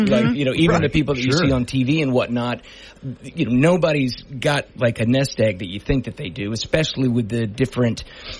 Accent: Bossier City, Louisiana, United States; moved away as an adult; also born or lived in New York; now in Los Angeles, United States; I live in Los Angeles these days, but I am a Bossier boy. I'm from South Bossier. Went to Parkway High School.

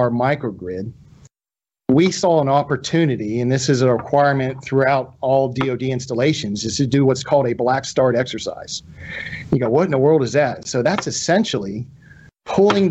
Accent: Tallahassee, Florida, United States; moved away as an adult; I grew up in Tallahassee, Florida

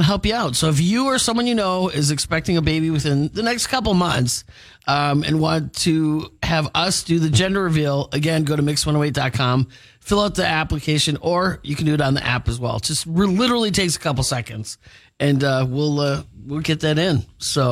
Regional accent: Milwaukee, Wisconsin, United States; I grew up in Milwaukee

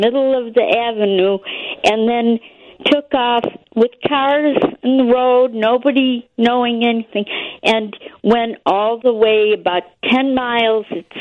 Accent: Madison, Wisconsin, United States; also born or lived in Boston; I grew up in Madison, Wisconsin, so I moved out of here, but I'm back here now

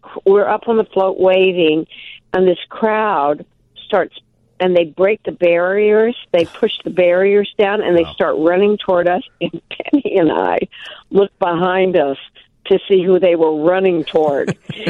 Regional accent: Milwaukee, Wisconsin, United States; But we're from Milwaukee.

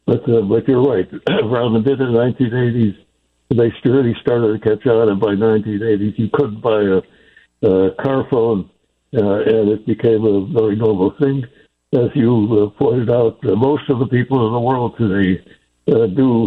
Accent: Chicago, Illinois, United States; moved away; I am a Chicagoan originally

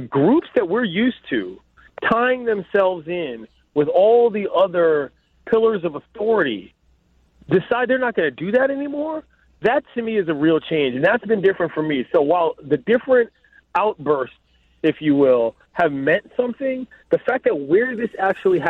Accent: Washington, District of Columbia, United States; now in Los Angeles, United States; my hometown first. D.C.

